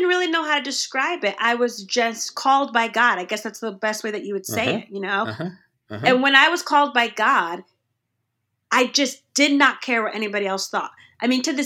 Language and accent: English; Connecticut, United States; growing up in Connecticut